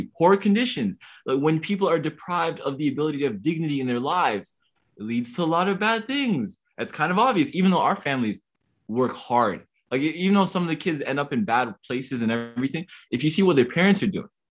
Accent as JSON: {"language": "English", "town": "Toronto", "region": "Ontario", "country": "Canada", "said": "I'm from West End of Toronto, the Rexdale community. My parents are refugees around a bunch of immigrants"}